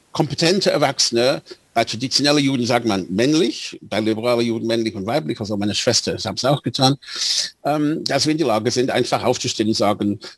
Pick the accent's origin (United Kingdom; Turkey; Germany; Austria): United Kingdom; Bradford, Yorkshire and the Humber; ich bin in dieser kleinen liberalen jüdischen Gemeinde aufgewachsen in Bradford. Viele Menschen dort waren aus osteuropäischer Herkunft.